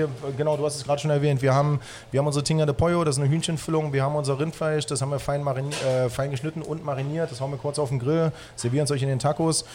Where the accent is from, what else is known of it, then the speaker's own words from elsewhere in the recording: Halle, Saxony-Anhalt, Germany; moved away as an adult; also born or lived in Baltic Sea coast; now in Berlin, Germany; Ursprünglich komme ich aus Halle, habe irgendwann meine Ausbildung an der Ostsee gemacht